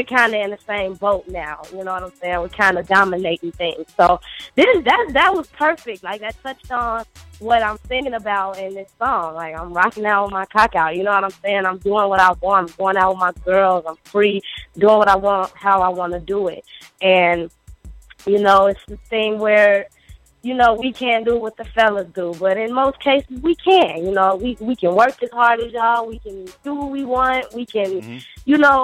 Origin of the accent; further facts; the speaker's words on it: Chicago, Illinois, United States; I'm from Chicago, Chi-Town.